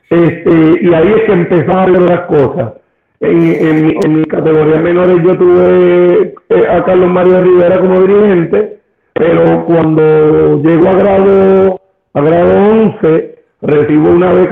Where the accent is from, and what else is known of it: Ponce, Puerto Rico; born or raised there; also born or lived in Brooklyn, New York